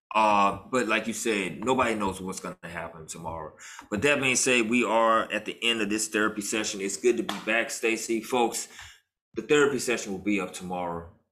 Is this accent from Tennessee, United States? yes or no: yes; Memphis, Tennessee, United States; as a kid growing up in Memphis